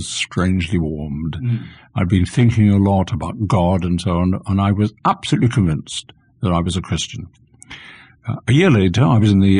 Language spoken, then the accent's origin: English; London, United Kingdom; accent: Cockney; also born or lived in Salisbury, Wiltshire; I was born in the East End of London. That makes me a true Cockney.